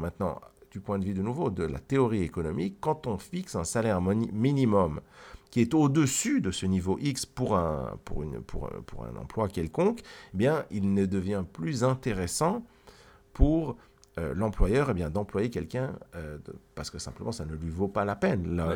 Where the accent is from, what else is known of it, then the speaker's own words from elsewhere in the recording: Geneva, Switzerland; je viens de Genève, de Suisse.